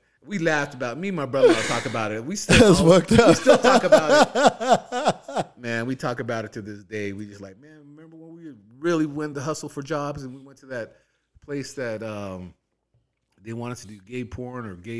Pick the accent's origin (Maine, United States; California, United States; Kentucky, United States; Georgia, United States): California, United States; San Bernardino; Man, when I moved out here from San Bernardino, me and my brother-in-law, we were like, man, we need to get work